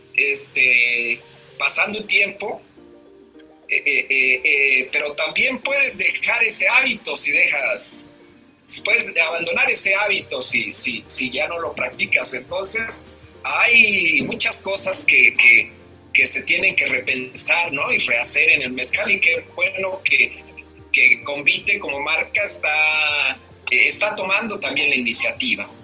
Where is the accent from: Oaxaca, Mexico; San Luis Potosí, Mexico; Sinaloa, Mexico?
Oaxaca, Mexico; como oaxaqueños